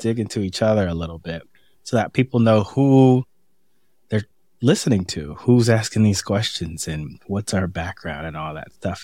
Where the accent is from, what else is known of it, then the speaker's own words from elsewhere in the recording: San Francisco, California, United States; also born or lived in Boston; now in Washington, D.C., United States; I'm from San Francisco but spend so much time in Boston